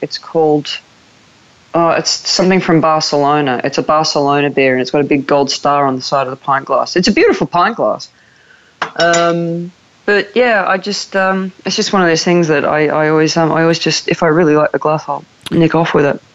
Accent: Newcastle, New South Wales, Australia; moved away as an adult; now in United Kingdom; I was born in Newcastle, Australia

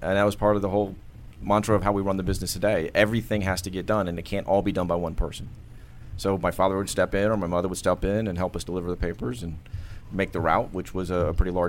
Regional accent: Bethesda, Maryland, United States; born there; I was a military brat. Was born here in Bethesda and moved around most of my life.

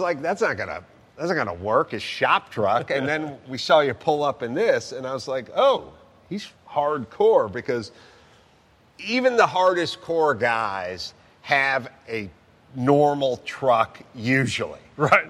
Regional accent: Southern California, United States; I'm from Southern California. We had Baja bugs all over the place

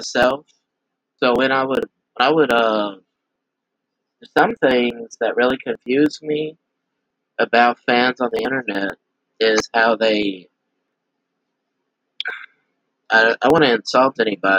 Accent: Eunice, Louisiana, United States; I am from Eunice, Louisiana

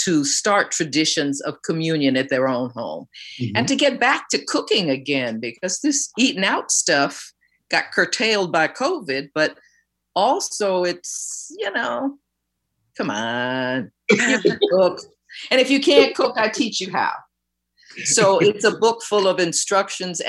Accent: New York City, New York, United States; growing up in New York City.

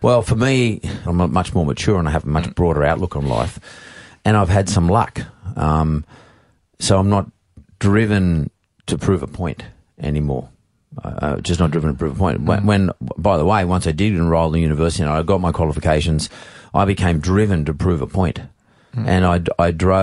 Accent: Sydney, New South Wales, Australia; also born or lived in Punchbowl / Eastern Suburbs, Sydney; I grew up in the Canterbury Bankstown district

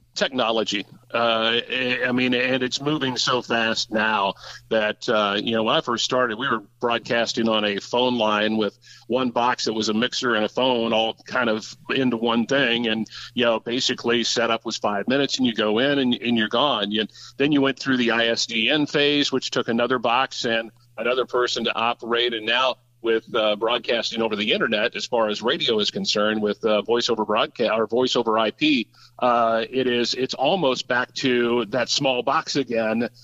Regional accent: Brookville, Indiana, United States; also born or lived in Oxford, Ohio / Bedford, Indiana; grew up just across the state line in Indiana and went to school in Brookville

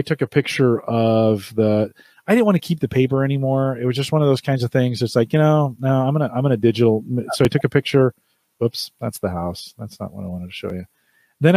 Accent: California, United States; I grew up in California.

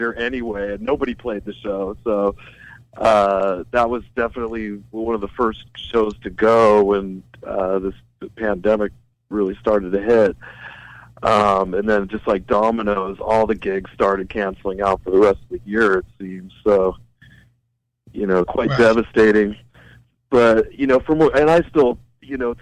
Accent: L.A. or San Diego, California, United States; my hometown

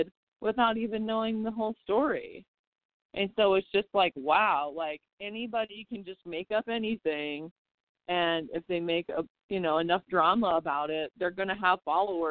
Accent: South Dakota, United States; moved away as an adult; now in Las Vegas, United States; I am from South Dakota

